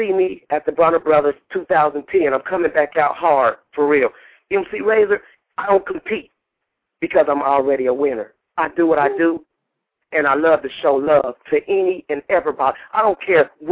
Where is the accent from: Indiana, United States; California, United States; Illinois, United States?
Indiana, United States; moved away; I just got back from Indiana from cutting hair in my hometown